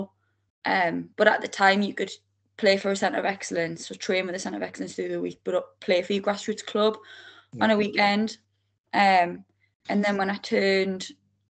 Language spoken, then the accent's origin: English; Blyth, North East England, United Kingdom; Born and bred in Blyth